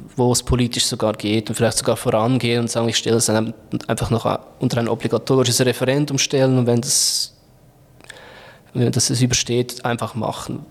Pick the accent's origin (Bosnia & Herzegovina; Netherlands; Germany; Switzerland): Switzerland; Bei uns in der Schweiz